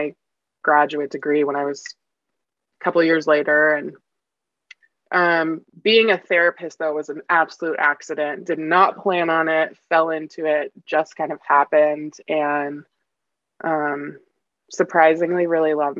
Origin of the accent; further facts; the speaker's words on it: Portland, Oregon, United States; also born or lived in Vancouver, Washington / Seattle-Tacoma, Washington; born and raised in Portland, Oregon, and across the river in Vancouver, Washington